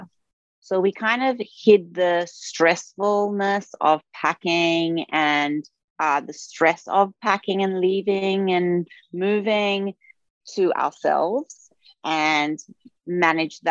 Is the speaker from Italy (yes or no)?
no; Australia; moved away; also born or lived in New York; I'm originally from Australia. However, we were living in New York for 10 years